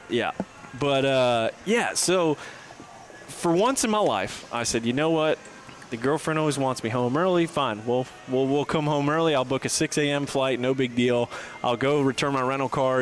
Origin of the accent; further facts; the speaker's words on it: Fort Lauderdale, Florida, United States; also born or lived in north of Atlanta, Georgia; now in Atlanta, United States; I'm originally from Fort Lauderdale, living up here now in, in a little bit north of Atlanta, Georgia.